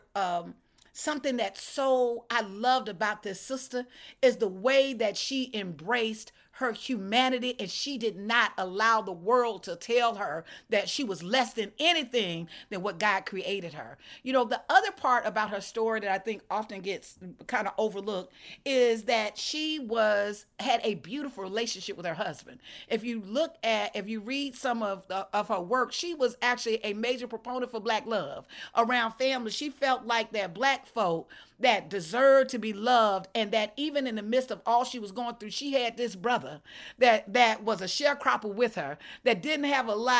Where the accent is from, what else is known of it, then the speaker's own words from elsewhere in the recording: Alabama, United States; also born or lived in Georgia; I'm from Alabama. I'm from the Deep South